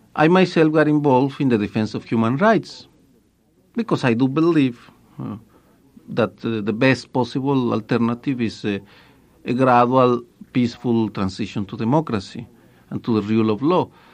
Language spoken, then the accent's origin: English; Guadalajara, Jalisco, Mexico; moved away as an adult; also born or lived in Milwaukee; I was a student in Guadalajara